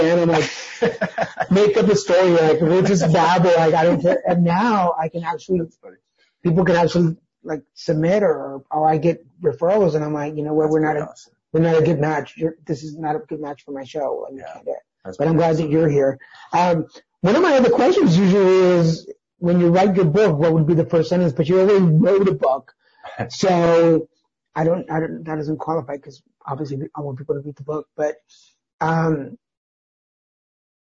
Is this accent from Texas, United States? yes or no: yes; Dallas, Texas, United States; we'll be in Dallas this year, which is my hometown